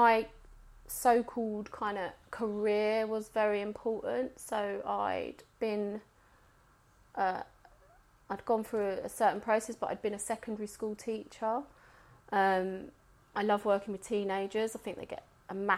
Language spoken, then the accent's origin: English; England, United Kingdom; I was born in England